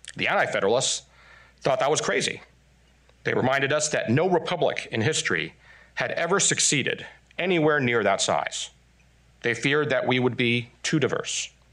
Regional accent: Taiwan; also born or lived in Texas, United States; now in United States; I'm Taiwanese by birth, Texan by marriage, but most importantly, I'm American by choice.

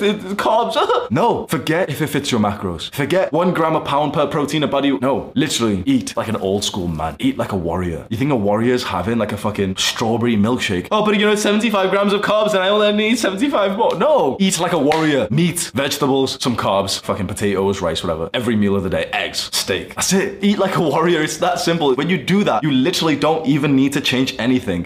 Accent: United Kingdom; moved away as an adult; now in Dubai, United Arab Emirates; my kickboxing club in my hometown back in the UK

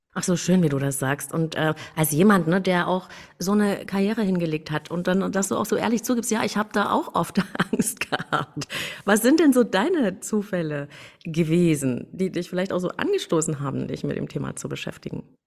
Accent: East Germany, Germany; ich bin in der DDR geboren. Ich hätte nie gedacht, dass, dass die mal ein Ende haben würde, als ich da so aufwuchs

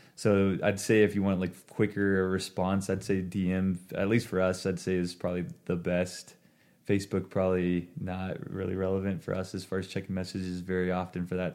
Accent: Ontario, Oregon, United States; moved away as an adult; now in Boise, United States; I grew up in Ontario, Oregon, which is essentially a border town of Idaho and Oregon.

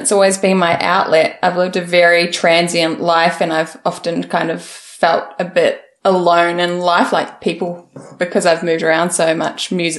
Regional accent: Invercargill, Southland, New Zealand; also born or lived in Auckland / Christchurch; And then we moved from Invercargill.

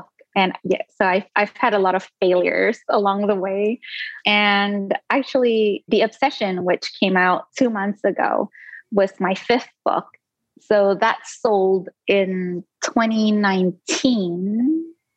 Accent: Singapore; first language Indonesian; English is a second language; also born or lived in Indonesia; So my first language was Indonesian up until like the age of 7, which was when I moved to Singapore, and then it became English.

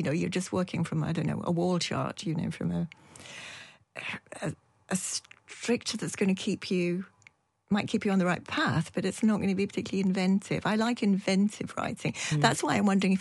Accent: Yorkshire and the Humber, United Kingdom; also born or lived in Dundee; now in Edinburgh, United Kingdom; I'm from Yorkshire

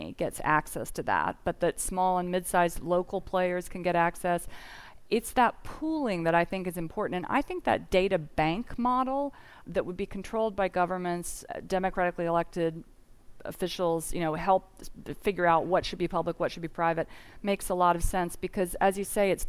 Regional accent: Indiana, United States; moved away; where I grew up in Indiana, which is in the middle

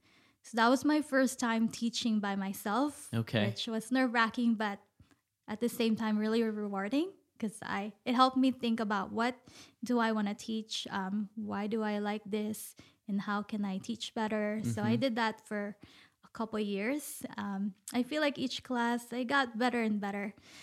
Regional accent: Philippines; moved away; I came from the Philippines. Even when I was in the Philippines, I also lived in different places.

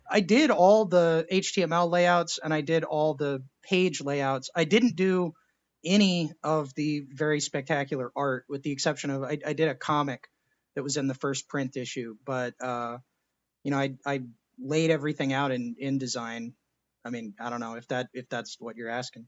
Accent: Texas, United States; I was born in Texas

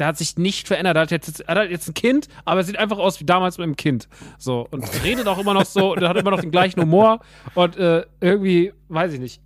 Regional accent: Rodgau, Hesse, Germany; moved away; der im Rottgau ist, in meiner alten Heimat

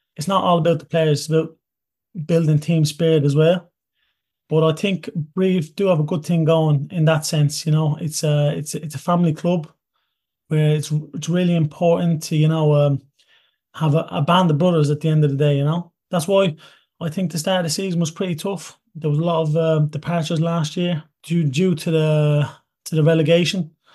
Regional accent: Toulouse, Occitania, France; also born or lived in Ireland; I grew up in Toulouse.

